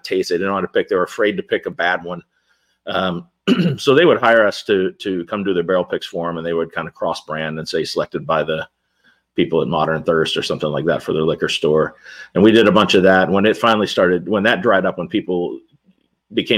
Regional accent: Louisville, Kentucky, United States; I grew up in Louisville

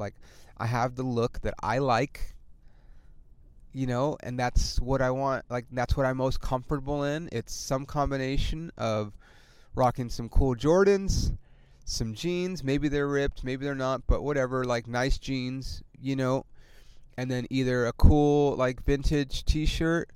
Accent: California, United States; I'm from California

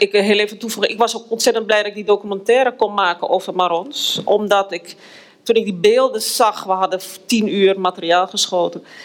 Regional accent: Amsterdam, North Holland, Netherlands; moved away as an adult; now in Suriname; ik ben in Amsterdam geboren. Ik, ik woon nu al bijna 25 jaar in Suriname

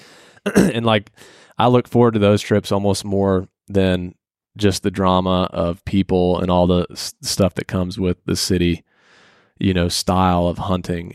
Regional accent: Atlanta, Georgia, United States; I grew up in Atlanta. It's where I was born

